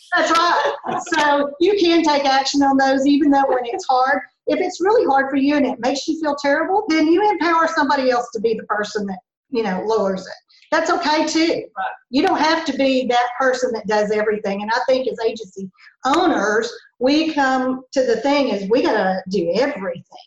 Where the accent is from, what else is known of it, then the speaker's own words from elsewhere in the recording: Lindale, Texas, United States; I grew up in Lindale, which is about 15 miles just south of Mineola, here where we work.